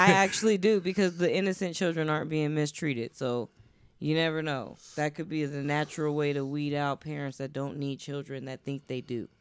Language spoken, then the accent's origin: English; Denver, Colorado, United States; I'm from Denver.